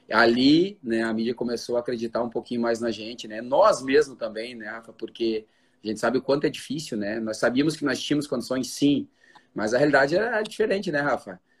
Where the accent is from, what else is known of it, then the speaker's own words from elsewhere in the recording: Novo Hamburgo, Rio Grande do Sul, Brazil; É, eu sei que eu sou de Novo Hamburgo, né, como o Thiago Otti é de Novo Hamburgo